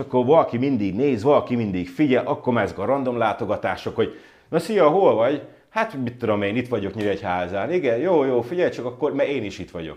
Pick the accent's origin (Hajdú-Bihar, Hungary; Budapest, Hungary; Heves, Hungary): Hajdú-Bihar, Hungary; Debrecen; moved away as an adult; also born or lived in United States; now in Malta; debreceni család, Debrecenbe születtem, Debrecenbe éltem az egész életemet szinte